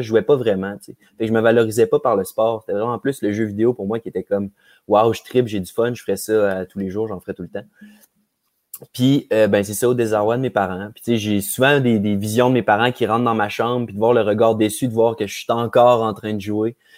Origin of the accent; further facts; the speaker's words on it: Quebec City, Quebec, Canada; je suis un petit gars de Québec. J'ai grandi à Charlebourg.